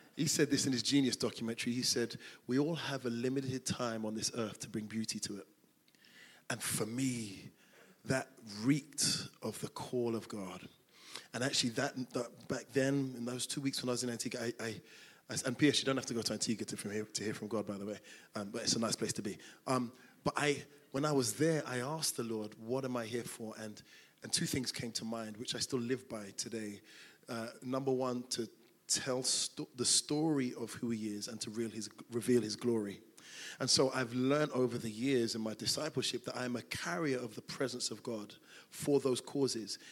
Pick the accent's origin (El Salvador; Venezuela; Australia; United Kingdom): United Kingdom; London; moved away as an adult; now in Greater Manchester, United Kingdom; I'm from South London, Crystal Palace